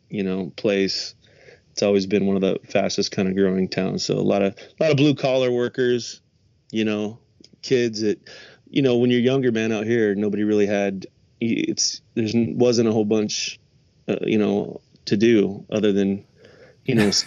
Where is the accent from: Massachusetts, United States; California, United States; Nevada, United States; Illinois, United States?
Nevada, United States; Las Vegas; I am from Vegas. I grew up here. I'm one of the small percentage.